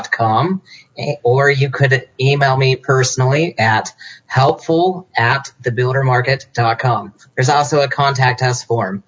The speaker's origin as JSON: {"language": "English", "town": "Salt Lake City", "region": "Utah", "country": "United States", "moved": "yes", "lives_now": "Los Angeles, United States", "said": "I'm originally from Salt Lake City, Utah"}